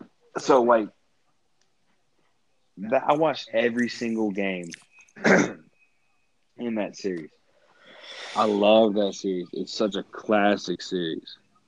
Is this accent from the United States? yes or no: yes; Oklahoma City, Oklahoma, United States; now in Lexington, United States; I'm from Oklahoma City. That's where I was born. That's where I was raised for some years.